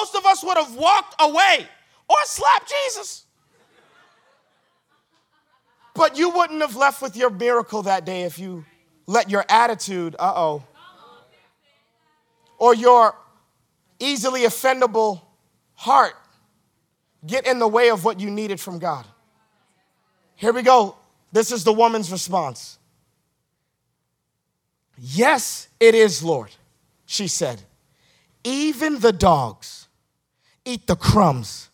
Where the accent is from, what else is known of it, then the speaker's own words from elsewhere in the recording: Boston, Massachusetts, United States; I'm from Roxbury.